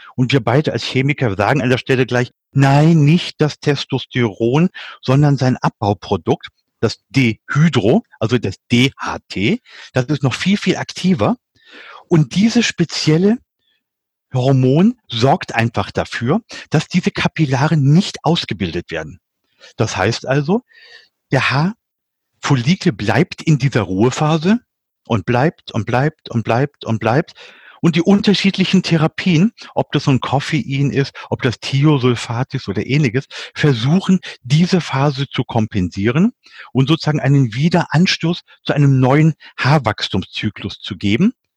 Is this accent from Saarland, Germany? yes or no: no; Lower Saxony, Germany; moved away; für mich als Nicht-Schwabe, ich bin Niedersachse